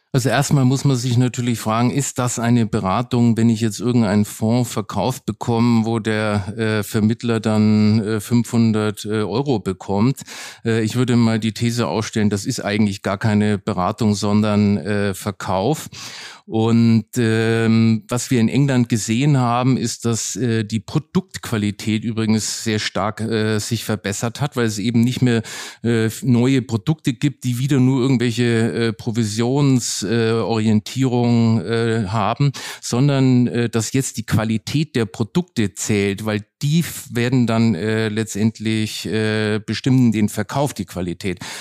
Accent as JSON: {"language": "German", "town": "Nuremberg", "region": "Bavaria", "country": "Germany", "tie": "born or raised there", "moved": "yes", "lives_now": "Berlin, Germany", "said": "Nürnberg bleibt meine Heimatstadt, wo ich auch ganz emotional verbunden bin"}